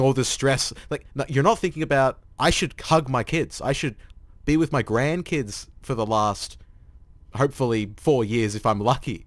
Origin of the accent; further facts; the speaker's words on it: Australia; as an Australian